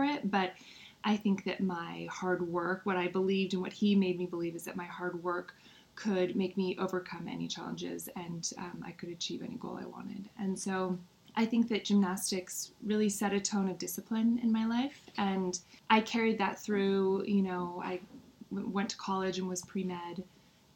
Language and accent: English; Marin County, California, United States; also born or lived in Oakland / San Francisco; I was born in Oakland, then we moved to San Francisco, and I spent the majority of my childhood, though, in Marin County.